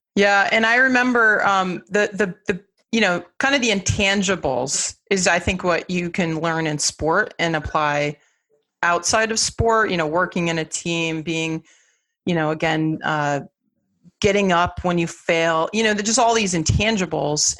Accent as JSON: {"language": "English", "town": "Los Angeles", "region": "California", "country": "United States", "tie": "born or raised there", "moved": "yes", "lives_now": "Boston, United States", "said": "I grew up in Los Angeles"}